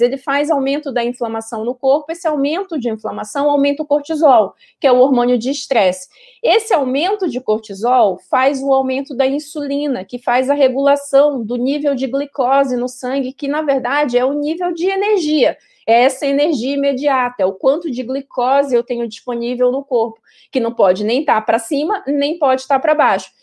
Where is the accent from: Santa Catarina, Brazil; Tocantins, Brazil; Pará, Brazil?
Pará, Brazil; eu sou paraense